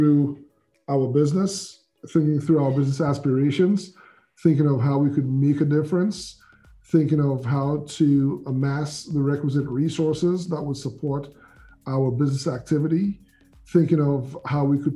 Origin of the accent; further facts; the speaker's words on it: St. Lucia; moved away; I'm originally from the Caribbean, I'm island of St. Lucia, been here around 40 years